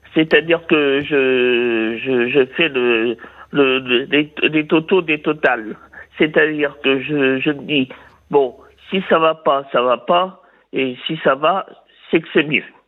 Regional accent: Vire, Normandy, France; je suis né à Vire, de pays de Michel Drucker.

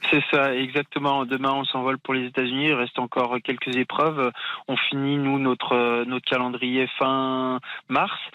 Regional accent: France; en tant que Français

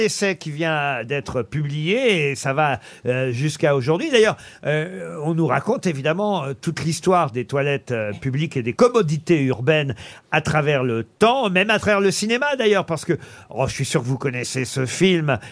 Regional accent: France; chez nous en France

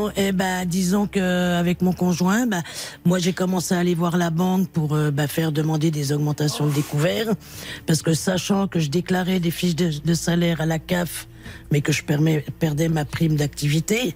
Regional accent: Dijon, Bourgogne-Franche-Comté, France; now in Meuse, France; je suis natif de Dijon

